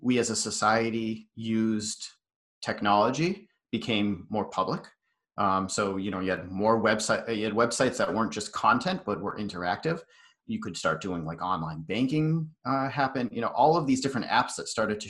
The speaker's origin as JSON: {"language": "English", "region": "Western Massachusetts", "country": "United States", "tie": "born or raised there", "said": "So I grew up out in Western Mass. It's a very small town that I was in."}